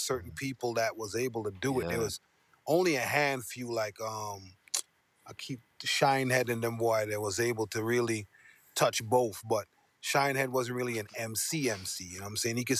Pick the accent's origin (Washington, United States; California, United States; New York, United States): New York, United States; New York City; Growing up in East Flatbush, Brooklyn